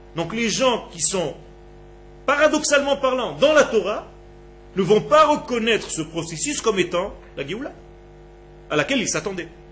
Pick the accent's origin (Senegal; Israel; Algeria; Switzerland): Israel; je suis né en Israël, il y avait dans ma ville mon immeuble et à 6 km la plage